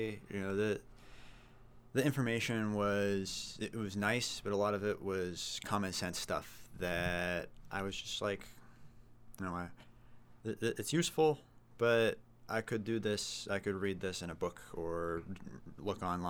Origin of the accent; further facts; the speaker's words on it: Concord, New Hampshire, United States; also born or lived in Lakes Region, New Hampshire; I grew up in New Hampshire, born and raised. I lived in Concord, moved up to the Lakes region, and then I came back down to Concord recently.